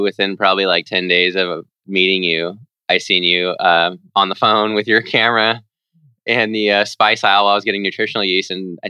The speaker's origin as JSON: {"language": "English", "town": "Lodi", "region": "California", "country": "United States", "tie": "born or raised there", "said": "I'm from Lodi, California."}